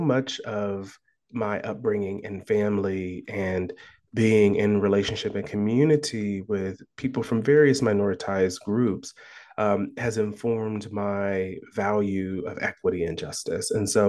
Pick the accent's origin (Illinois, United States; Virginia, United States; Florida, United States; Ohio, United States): Ohio, United States; Columbus; So I was born and raised in Columbus, Ohio.